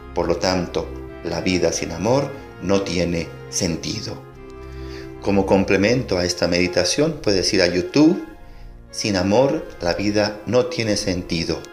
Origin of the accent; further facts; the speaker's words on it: El Salvador; como pueblo salvadoreño nos unimos